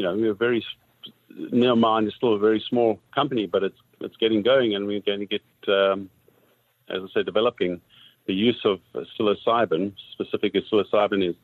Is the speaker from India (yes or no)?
no; South Africa; moved away as an adult; now in Canada; I'm originally from South Africa.